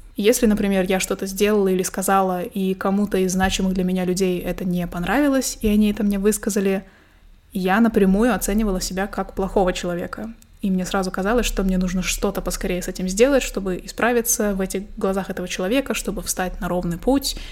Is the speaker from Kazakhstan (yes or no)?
yes; Kazakhstan; also born or lived in Astana; Я казашка, живу в Казахстане, в столице Казахстана, городе Астана, Нурсултан